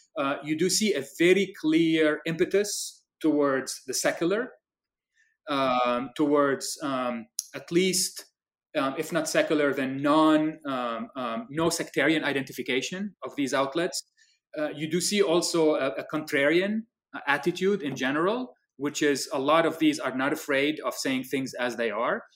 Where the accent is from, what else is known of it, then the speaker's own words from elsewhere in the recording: Lebanon; I remember growing up in Lebanon